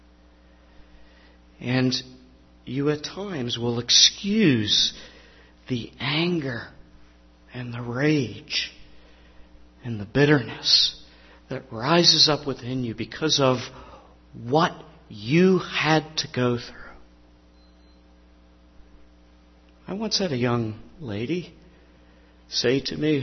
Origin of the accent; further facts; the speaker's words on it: Pittsburgh, Pennsylvania, United States; I grew up in the Pittsburgh area, a little corner of southeast Pittsburgh, Lincoln Place.